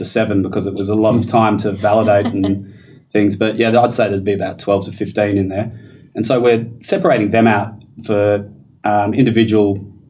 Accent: Perth, Western Australia, Australia; I'm from Perth

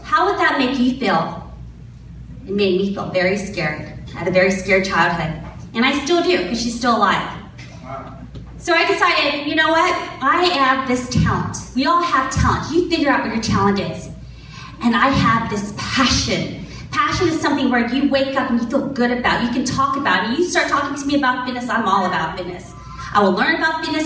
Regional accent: Elk Grove, California, United States; also born or lived in San Francisco; I grew up here in Elk Grove. Not here, this is Rancho, but Elk Grove

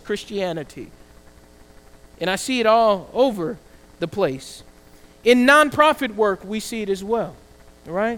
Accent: the South, United States; I grew up in the South, we were also able to pray in class.

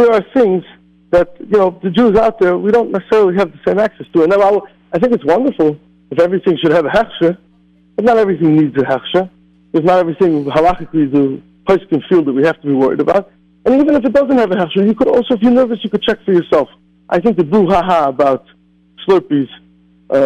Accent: Scranton, Pennsylvania, United States; moved away as an adult; also born or lived in Phoenix, Arizona; I lived in Phoenix, Arizona for 12 and a half years, and I grew up in Scranton, Pennsylvania

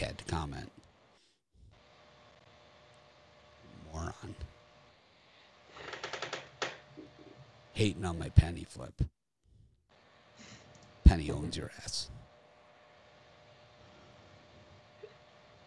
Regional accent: Miami, Florida, United States; I'm from Miami. We had no hockey growing up

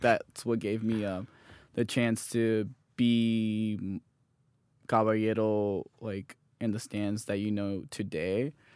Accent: Hesperia, California, United States; also born or lived in Los Angeles / South Lake Tahoe; I was born in Los Angeles, but, uh, we moved to Hesperia, California. I moved around, like, when I was five or six. Um, grew up there most of my life

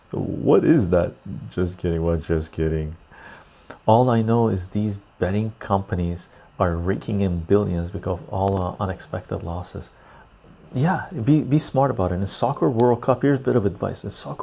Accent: Iran; I'm the one from Iran.

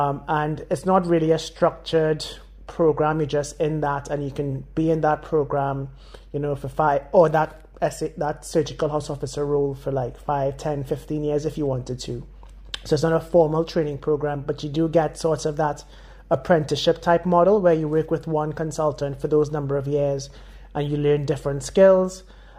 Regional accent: Trinidad & Tobago; So I'm originally from Trinidad and Tobago in the Caribbean. And I went to medical school there

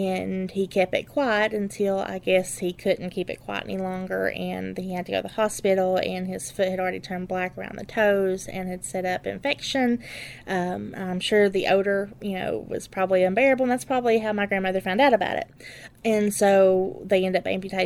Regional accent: Letcher County, Kentucky, United States; I'm from Letcher County. This is my home. I've lived here my entire life

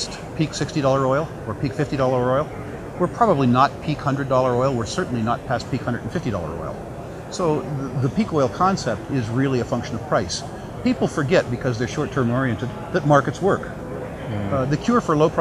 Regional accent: United States; I'm an American

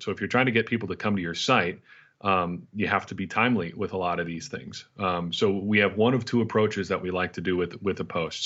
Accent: a tiny little Dutch town, Midwest, United States; grew up in a tiny little Dutch town

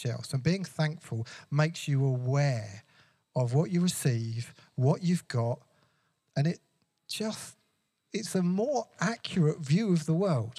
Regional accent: England, United Kingdom; I love being English, British, European

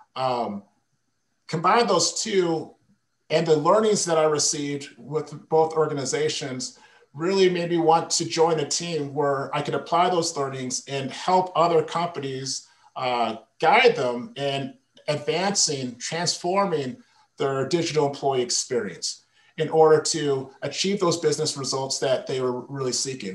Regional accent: Michigan, United States; moved away as an adult; also born or lived in Las Vegas; my wife and I relocated back to Michigan, which is my home state

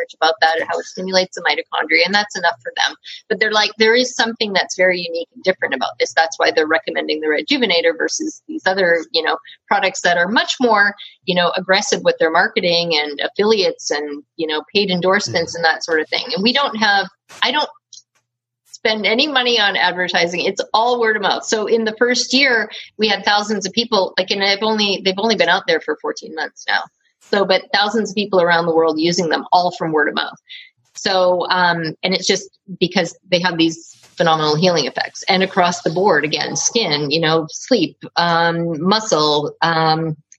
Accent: Canada; I'm from Canada and we spell color COLOUR

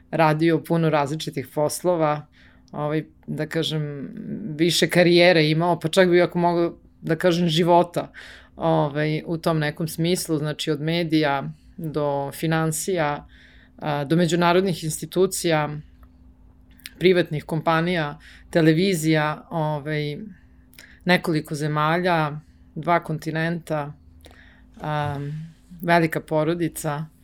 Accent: Belgrade, Serbia; Beograd moj grad i zato što sam tu odrasla

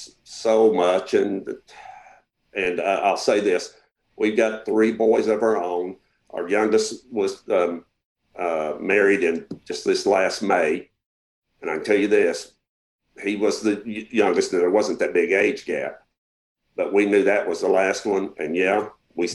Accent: Arkansas, United States

